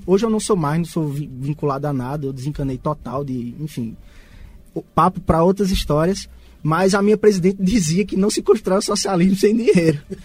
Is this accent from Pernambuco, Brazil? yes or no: yes; Garanhuns, Pernambuco, Brazil; a gente saiu de Garanhuns para o Recife